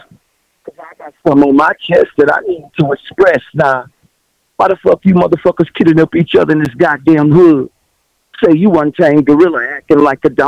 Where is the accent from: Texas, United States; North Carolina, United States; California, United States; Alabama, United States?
Texas, United States; born or raised there